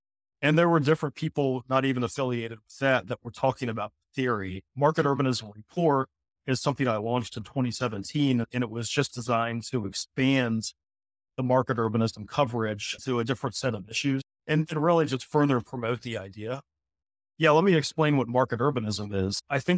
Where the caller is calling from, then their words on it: Cape Town, Western Cape, South Africa; And so I'm currently calling from Cape Town, quite literally day one of my Africa, of the Africa leg of this trip.